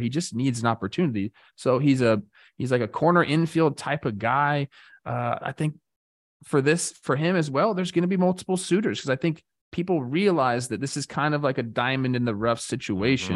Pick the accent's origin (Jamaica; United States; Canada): United States; Los Angeles, California; I'm from Los Angeles